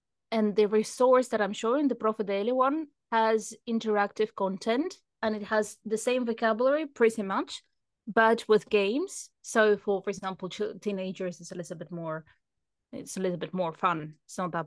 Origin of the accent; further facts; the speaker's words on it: United Kingdom; I'm British